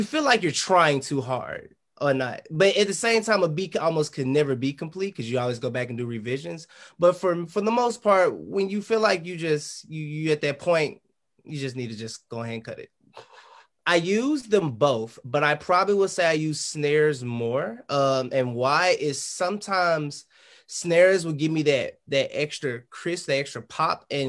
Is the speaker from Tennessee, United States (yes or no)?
yes; Memphis, Tennessee, United States; I'm from Memphis, Tennessee